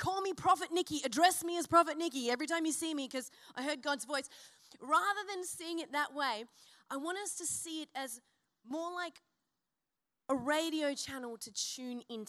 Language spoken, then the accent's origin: English; Byron Bay, New South Wales, Australia; I'm from Byron and there's many a flag waver in my, you know, my region